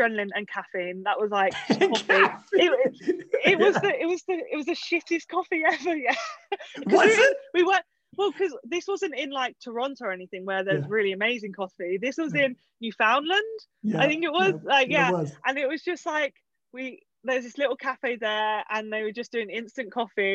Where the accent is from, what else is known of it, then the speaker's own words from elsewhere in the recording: Essex, East of England, United Kingdom; I'm from Essex myself, which is just outside of London.